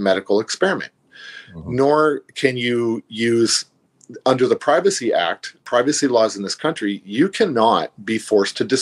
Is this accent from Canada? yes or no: yes; Niagara Falls, Ontario, Canada; moved away as an adult; also born or lived in St. Catharines / Quebec / New Brunswick; I'm actually born and raised in Niagara Falls